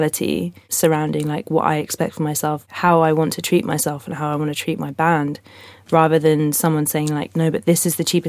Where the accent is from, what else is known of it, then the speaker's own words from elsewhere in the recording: London, United Kingdom; I'm from London, live in London